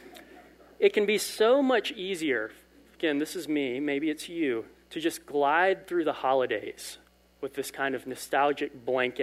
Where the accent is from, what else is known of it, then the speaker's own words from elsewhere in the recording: Lowcountry, South Carolina, United States; I am from Lowcountry, South Carolina, where there are not vineyards